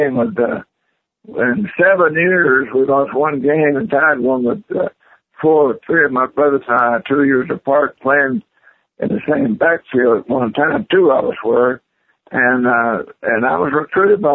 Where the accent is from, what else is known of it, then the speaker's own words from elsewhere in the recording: Lynchburg, Tennessee, United States; I grew up in Lynchburg, Tennessee, where they make Jack Daniel's whiskey